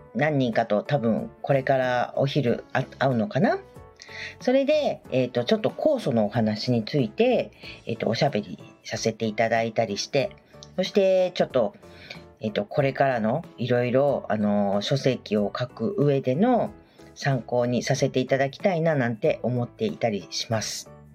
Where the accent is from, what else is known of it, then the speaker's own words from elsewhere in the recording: Sanuki, Kagawa, Japan; 讃岐うどんがやっぱり私はあの出身